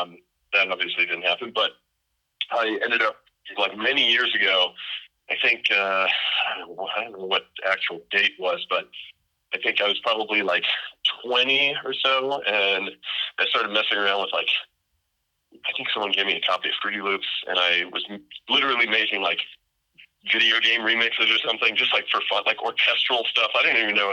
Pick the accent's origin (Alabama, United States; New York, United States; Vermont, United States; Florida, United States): Florida, United States; North Miami Beach; moved away as an adult; now in Austin, United States; I'm from Miami Beach, Florida, originally, North Miami Beach. I lived in Florida like pretty much my whole life